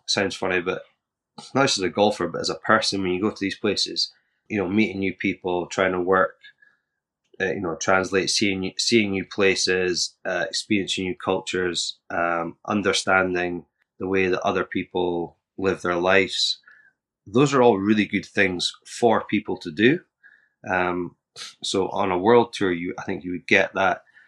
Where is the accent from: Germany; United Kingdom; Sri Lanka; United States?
United Kingdom; Scotland; I'm from Scotland